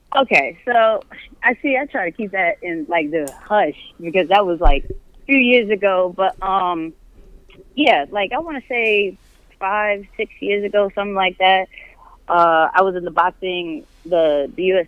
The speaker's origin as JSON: {"language": "English", "region": "New York", "country": "United States", "tie": "born or raised there", "moved": "as an adult", "said": "I was born and raised in New York"}